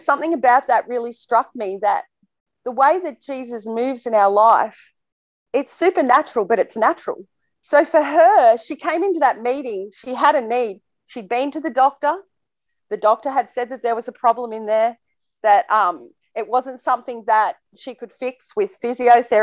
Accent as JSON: {"language": "English", "town": "Temora", "region": "New South Wales", "country": "Australia", "tie": "born or raised there", "said": "my hometown in Temora, Australia"}